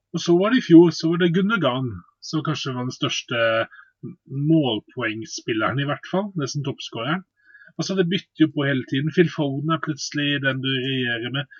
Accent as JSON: {"language": "Norwegian", "town": "Bergen", "region": "Vestland", "country": "Norway", "said": "jeg er jo bergenser"}